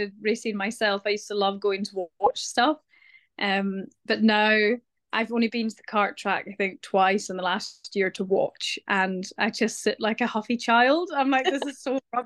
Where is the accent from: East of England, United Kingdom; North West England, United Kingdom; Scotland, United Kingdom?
Scotland, United Kingdom; also born or lived in Isle of Lewis; especially being a Scot